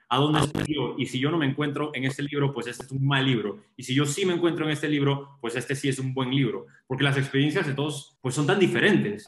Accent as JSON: {"language": "Spanish", "country": "Panama", "said": "Yo soy panameño"}